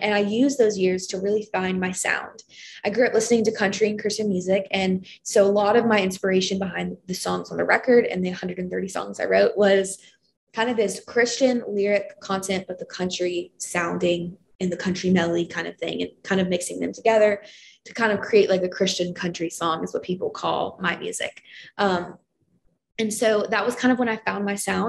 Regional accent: Lexington, Kentucky, United States; moved away as an adult; now in Nashville, United States; my hometown of Lexington, Kentucky

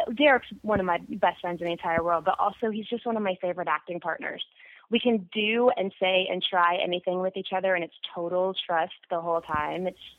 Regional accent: Arlington, Texas, United States; I'm from Arlington, Texas, and it's not a terribly small town at all, but it is very ridden by high school football and high school sports

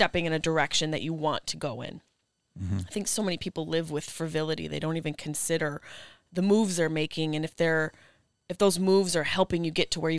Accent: Syracuse, New York, United States; moved away as an adult; also born or lived in Boston, Massachusetts; I grew up in Syracuse, New York.

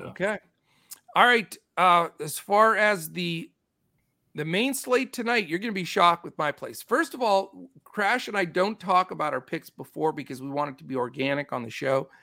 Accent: California, United States; I am boy from Cali

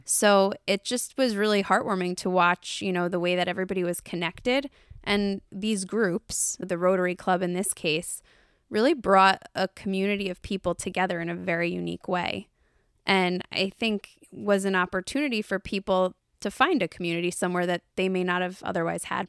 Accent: United States; I was from the United States

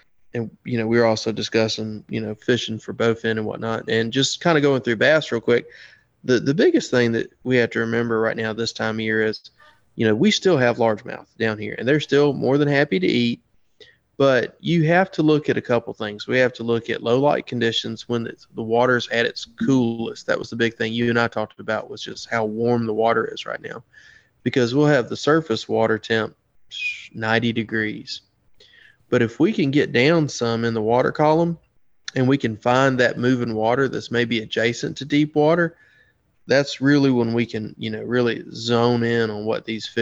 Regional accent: Cahaba River, Alabama, United States; I grew up on the Cahaba

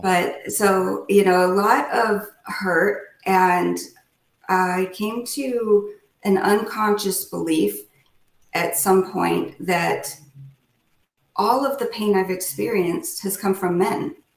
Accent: Chino Valley, Arizona, United States; moved away as an adult; also born or lived in Phoenix, Arizona / Southwest US; now in Winston-Salem, United States; I was from Chino Valley, Arizona, which is a very small town.

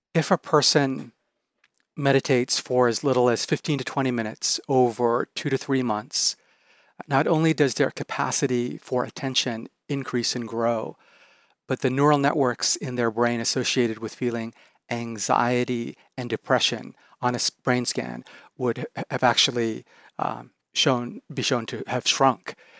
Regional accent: Japan; moved away; I'm originally from Japan.

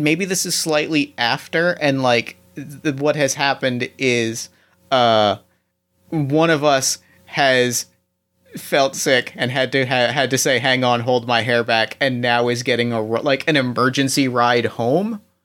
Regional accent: Ohio, United States

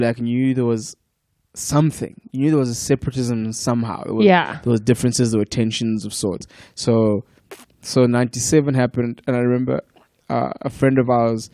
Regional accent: Eastern Cape, South Africa; moved away as an adult; also born or lived in Durban; now in Johannesburg, South Africa; I grew up in the Eastern Cape, which was one of the Bantustans

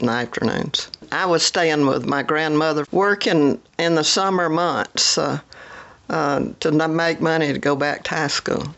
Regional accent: Sand Mountain, Alabama, United States; also born or lived in Lindale, Georgia; We left and went to Sand Mountain, Alabama

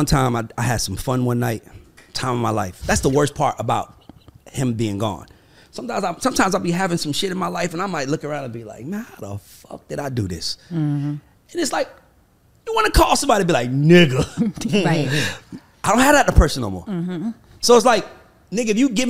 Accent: College Park, Georgia, United States; I'm from College fucking Park

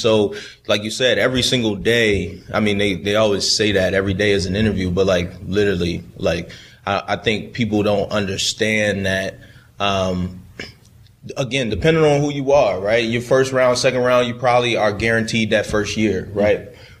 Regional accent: Baltimore, Maryland, United States; like I said, I grew up in Baltimore, that purple and black, you know.

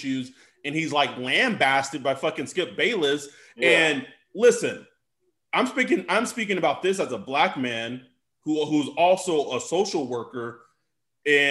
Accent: Texas, United States; I am from Texas

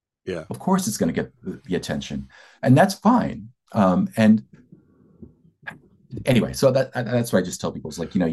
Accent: Philadelphia, Pennsylvania, United States; moved away; also born or lived in East Bay, California; I'm from Philadelphia.

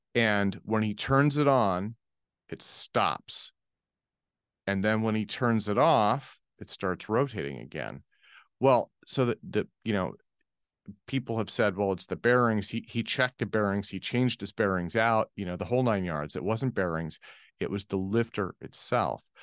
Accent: United States; I'm speaking as an American

